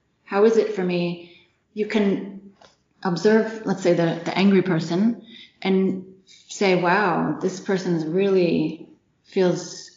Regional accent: United States; now in Germany; I'm American

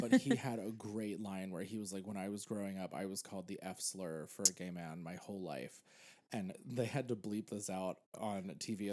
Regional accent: Pennsylvania, United States; now in New York, United States; I grew up in Pennsylvania

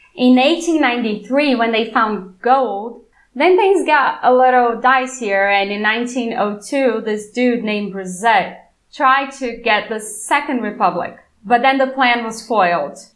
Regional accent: Belo Horizonte, Minas Gerais, Brazil; first language Portuguese; English is a second language; Not in my city. Belo Horizonte was not a colonial city

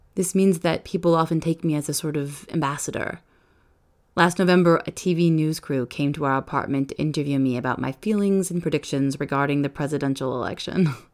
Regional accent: Lake Crystal, Minnesota, United States; moved away as an adult; also born or lived in Edina, Minnesota / Iowa City, Iowa / Barcelona, Spain / Paris, France; now in Toulouse, France; In seventh grade, we moved to the small town of Lake Crystal, and I realized that I'm from Lake Crystal

